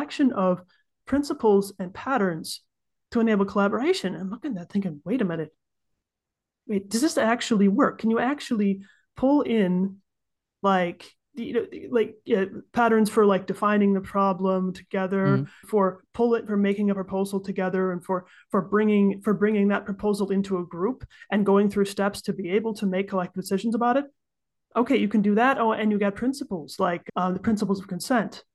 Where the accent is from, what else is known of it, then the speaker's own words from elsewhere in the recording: United States; moved away as an adult; now in Switzerland; I'm an American who's been living in Switzerland for about 10 years now